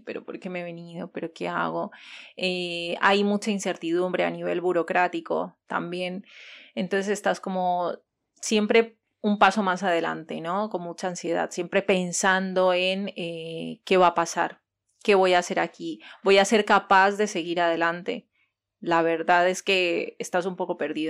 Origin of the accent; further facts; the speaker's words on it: Tumaco, Nariño, Colombia; moved away as an adult; also born or lived in Cali, Colombia; now in Bilbao, Spain; soy de Cali en Colombia, pero me crié en Tumaco, Nariño, que es al final Pacífico